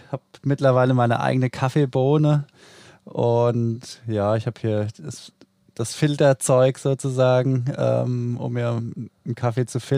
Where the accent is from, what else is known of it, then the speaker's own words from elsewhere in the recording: Odenwald, Germany; now in Düsseldorf, Germany; Mein zweites Zuhause nenne ich ja immer China. Und ja, eigentlich komme ich aus dem Odenwald, spiele aber jetzt schon ja, seit Ewigkeiten auch für Borussia Düsseldorf.